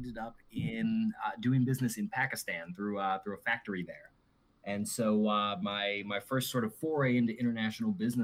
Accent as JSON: {"language": "English", "town": "New Orleans", "region": "Louisiana", "country": "United States", "tie": "born or raised there", "also_born_or_lived": "Auburn, Alabama", "moved": "as an adult", "said": "I was born and raised in New Orleans. Grew up in the South, the good old Southern United States"}